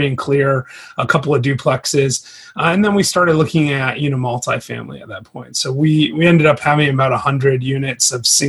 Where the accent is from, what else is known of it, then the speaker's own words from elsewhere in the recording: Grand Rapids, Michigan, United States; moved away as an adult; now in Chattanooga, United States; I'm actually from Michigan, Grand Rapids, Michigan. Mm-hmm. But I live in Chattanooga now. I've been here for about 9 years now